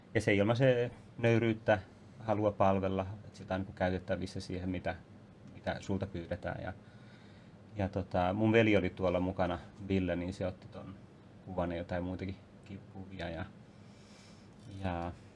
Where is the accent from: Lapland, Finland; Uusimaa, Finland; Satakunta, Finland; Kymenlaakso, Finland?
Uusimaa, Finland; Vantaa; mä kasvoin siis Vantalla ennen kaikkea